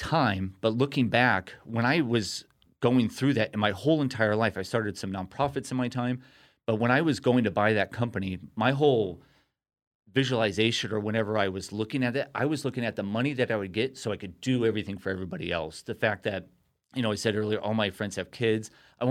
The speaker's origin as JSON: {"language": "English", "town": "Costa Mesa", "region": "California", "country": "United States", "tie": "born or raised there", "also_born_or_lived": "Newport Beach", "said": "Yeah, so grew up in Costa Mesa, Newport Beach, my whole entire life"}